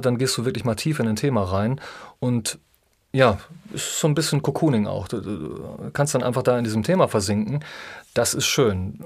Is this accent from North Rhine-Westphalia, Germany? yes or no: yes; North Rhine-Westphalia, Germany; ich bin ja Ostwestfale, ne? Drei Dreiländereck, Hessen, NRW, in Niedersachsen